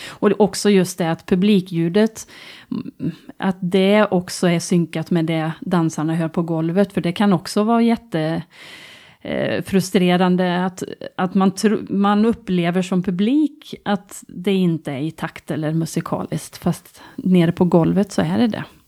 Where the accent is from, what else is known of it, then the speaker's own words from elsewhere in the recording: Tidaholm, Västra Götaland, Sweden; also born or lived in Gothenburg; jag flyttar hem till Tidaholm